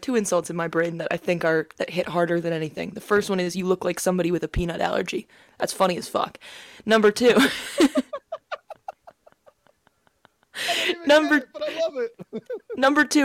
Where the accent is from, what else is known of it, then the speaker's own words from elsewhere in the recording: New England, United States; I'm from New England